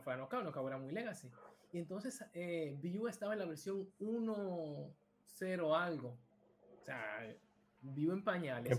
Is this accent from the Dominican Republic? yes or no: yes; Dominican Republic; moved away as an adult; now in Barcelona, Spain; Soy de República Dominicana, específicamente de Villamella